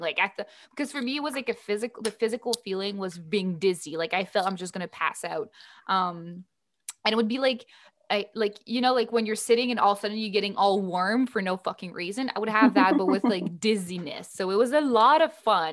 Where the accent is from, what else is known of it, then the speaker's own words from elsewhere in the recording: Canada; my fellow Canadian with a French name